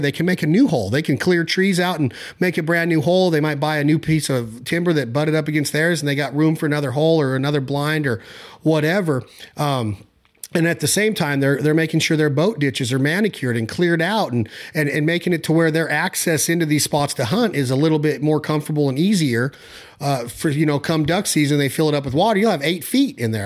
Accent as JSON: {"language": "English", "region": "Nevada", "country": "United States", "said": "out in Nevada"}